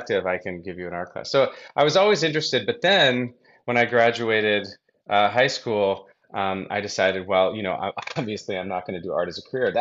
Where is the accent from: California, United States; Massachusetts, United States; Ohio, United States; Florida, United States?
Massachusetts, United States; Brookline; I grew up in Brookline, Boston, okay. Massachusetts